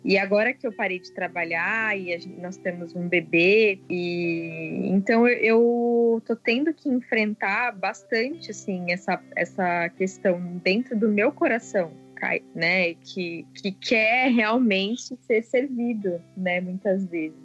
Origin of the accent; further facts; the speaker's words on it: São Paulo, Brazil; A gente é aqui de São Paulo, capital